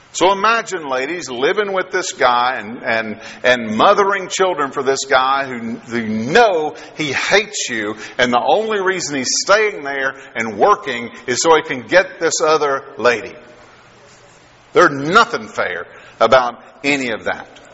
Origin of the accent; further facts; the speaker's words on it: Kentucky, United States; now in Texas, United States; I am from from Texas now, but originally from Kentucky, and so I've been from Kentucky a lot longer than I've been from Texas